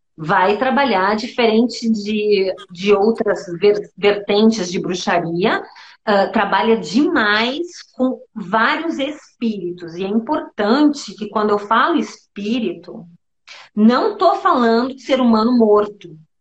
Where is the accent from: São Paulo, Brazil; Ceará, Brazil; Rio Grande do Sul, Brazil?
Rio Grande do Sul, Brazil; Santo Ângelo; eu cresci boa parte da minha infância em Santo Ângelo, que é nas missões jesuíticas no interior do estado, no Pampa Gaúcho